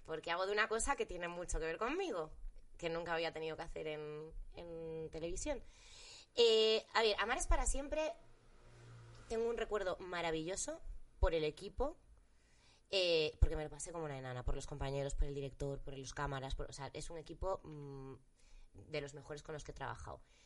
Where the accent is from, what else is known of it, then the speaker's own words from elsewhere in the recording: Galicia, Spain; moved away; trabajar en gallego, para trabajar en mi tierra